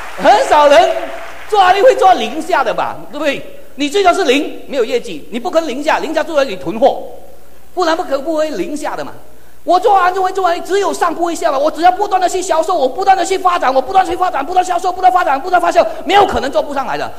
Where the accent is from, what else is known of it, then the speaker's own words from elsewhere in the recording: Malaysia; Chinese is a second language; 我说，“马来西亚人。”